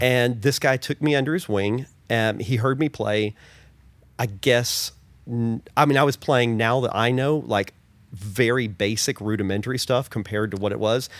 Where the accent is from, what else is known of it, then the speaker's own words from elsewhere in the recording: Oklahoma, United States; I grew up in Oklahoma, the Southern Baptist Church